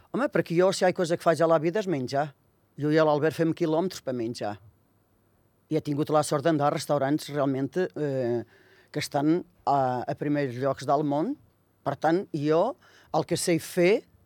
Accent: Viseu, Portugal; Catalan is a second language; moved away as an adult; now in Andorra; Jo sóc de Mimeta de Beira i pertany a un municipi de, de Viseu.

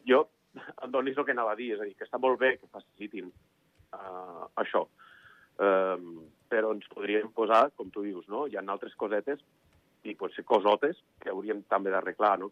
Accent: Andorra; nosaltres som un país de serveis

